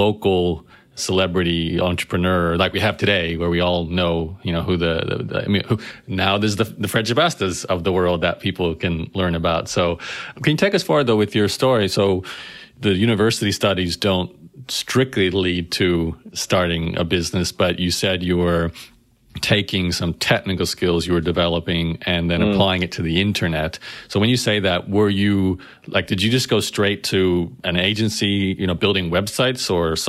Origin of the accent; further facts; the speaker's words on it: Brisbane, Queensland, Australia; I'm thinking back to my own experience growing up in Brisbane